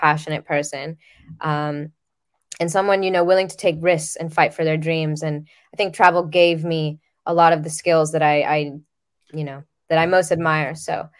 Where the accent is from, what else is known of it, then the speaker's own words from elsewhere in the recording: Dominican Republic; I'm originally from the Dominican Republic